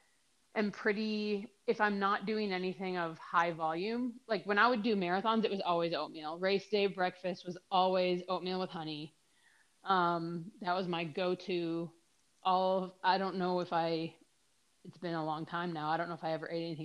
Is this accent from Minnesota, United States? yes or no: yes; Minnesota, United States; moved away; I moved away from Minnesota